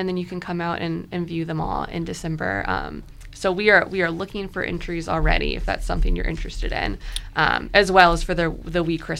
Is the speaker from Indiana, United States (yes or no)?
no; Richmond, Virginia, United States; I grew up in Richmond.